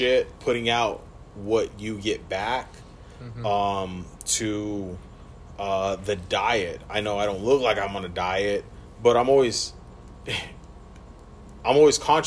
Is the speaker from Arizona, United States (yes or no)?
yes; Tucson, Arizona, United States; I grew up in the hood. I grew up in Southside Tucson